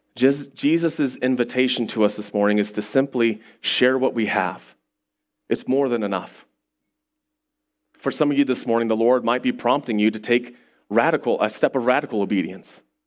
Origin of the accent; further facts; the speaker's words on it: United States; as an American